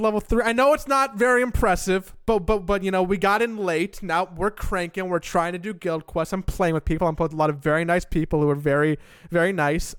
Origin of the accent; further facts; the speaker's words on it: Los Angeles, California, United States; moved away; also born or lived in Florida; growing up in Los Angeles